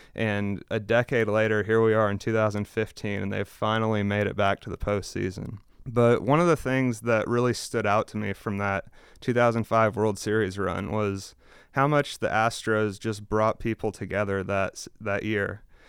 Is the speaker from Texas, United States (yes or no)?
yes; Houston, Texas, United States; now in Chicago, United States; growing up in Houston